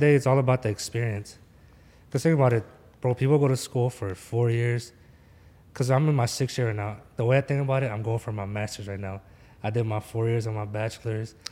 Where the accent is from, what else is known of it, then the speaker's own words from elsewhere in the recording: Philadelphia, Pennsylvania, United States; I'm from Philly